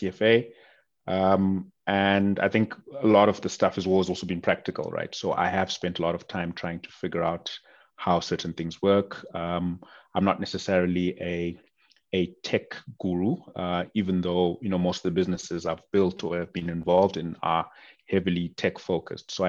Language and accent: English; Bulawayo, Zimbabwe; moved away as an adult; also born or lived in Cape Town, South Africa; now in Johannesburg, South Africa; I grew up in a city called Bulawayo, which is the second largest city in Zimbabwe